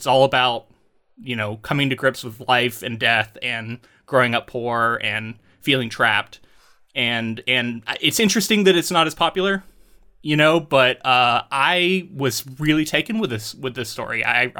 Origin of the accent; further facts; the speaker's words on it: Florida, United States; now in Oregon, United States; As someone who moved away from not only my hometown but Florida, my home state, and came out to Oregon and was like, oh, I guess I'm going to make all new friends now.